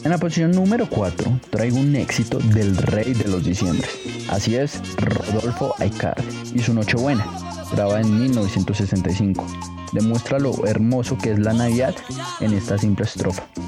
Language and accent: Spanish; Colombia; todos los colombianos hemos bailado